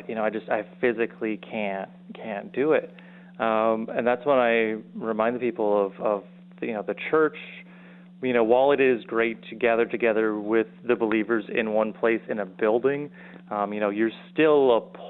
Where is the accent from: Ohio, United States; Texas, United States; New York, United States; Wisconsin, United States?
Wisconsin, United States; moved away; also born or lived in South Dakota; I'm born and raised in Wisconsin.